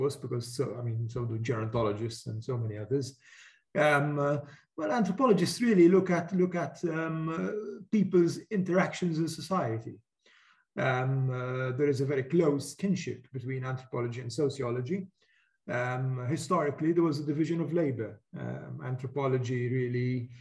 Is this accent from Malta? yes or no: yes; Valletta, Malta; when I was young and I lived in Valletta, I was brought up in Valletta, which is the capital city of Malta.